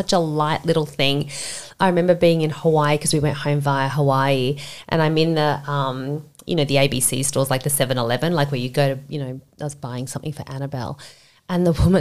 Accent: Sydney, New South Wales, Australia; I grew up in Castle Hill, if you know, that's basically like suburban Sydney, very middle class

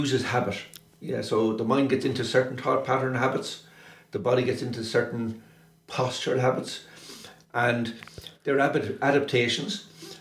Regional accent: Wexford, Leinster, Ireland; I was growing up in Wexford.

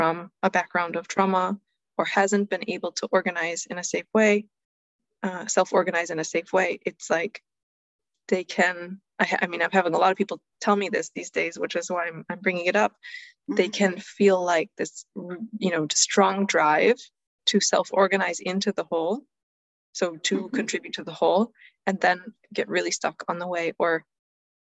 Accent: United States; I grew up in the US

